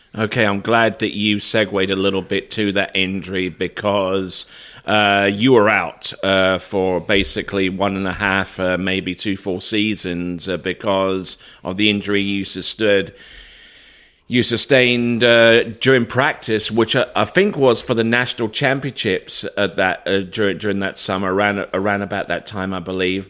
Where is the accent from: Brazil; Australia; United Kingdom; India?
United Kingdom; moved away; I'm originally from the United Kingdom